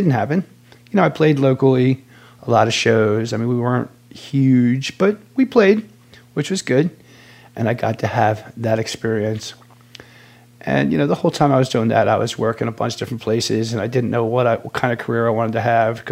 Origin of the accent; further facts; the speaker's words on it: outside Philadelphia, Bucks County, Pennsylvania, United States; I was born and raised just outside Philadelphia, Pennsylvania